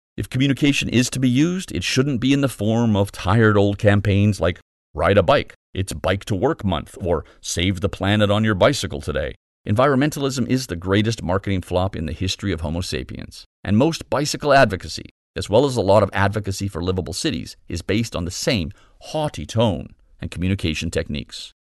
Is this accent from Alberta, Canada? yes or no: yes; Calgary, Alberta, Canada; I grew up in Calgary, so I know well the icy rage of a prairie winter.